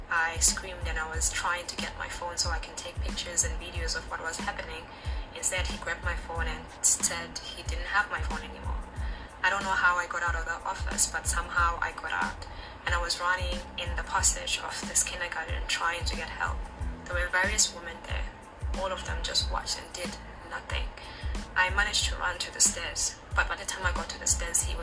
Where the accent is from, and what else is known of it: South Africa; now in Shanghai, China